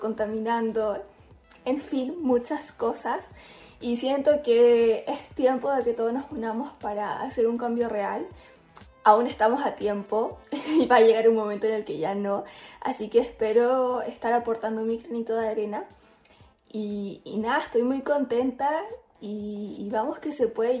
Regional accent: Chile; soy influencer chilena

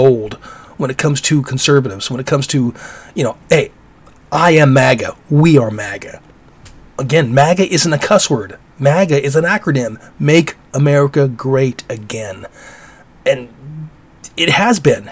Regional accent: Alaska, United States; growing up in Alaska

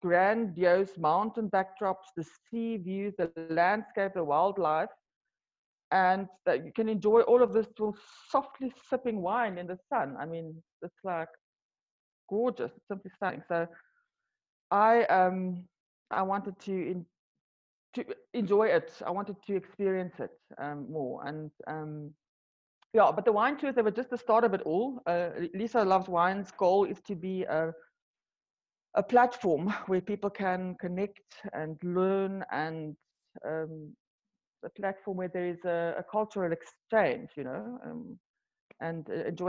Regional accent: South Africa; first language Afrikaans; English is a second language; moved away as an adult; also born or lived in Europe; Afrikaans is my mother language

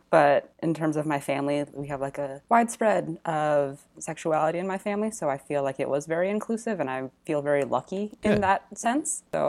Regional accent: California, United States; now in New York, United States; In California.

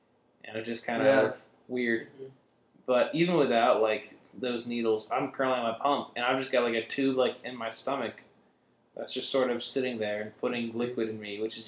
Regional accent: Midwest, United States; I'm from the Midwest, mind you.

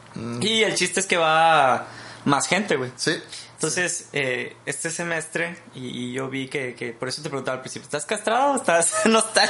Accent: Mexico; somos mexicanos y somos universitarios

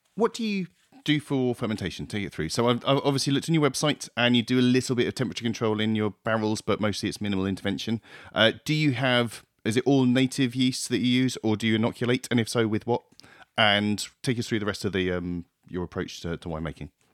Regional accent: Plymouth, South West England, United Kingdom; I grew up in Plymouth

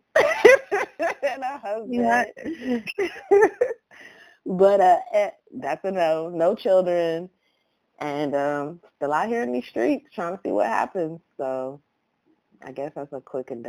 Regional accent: Columbus, Ohio, United States; also born or lived in Atlanta, Georgia; now in Los Angeles, United States; I'm originally from Columbus, Ohio

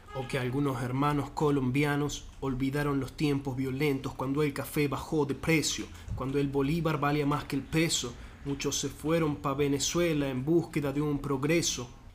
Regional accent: Argentina; en el argentino

